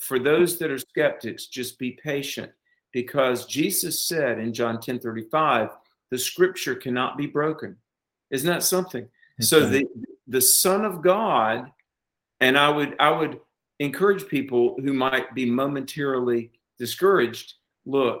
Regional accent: North Carolina, United States; my home state of North Carolina

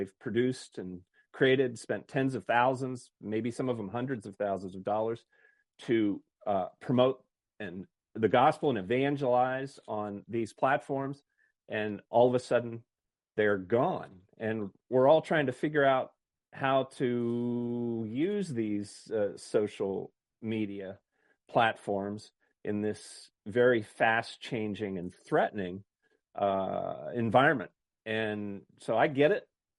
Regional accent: Maine, United States; I love Maine. It's my home state

